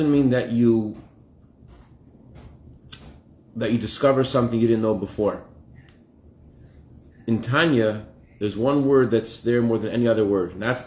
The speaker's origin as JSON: {"language": "English", "region": "Massachusetts", "country": "United States", "tie": "born or raised there", "said": "when I was a child growing up in Massachusetts"}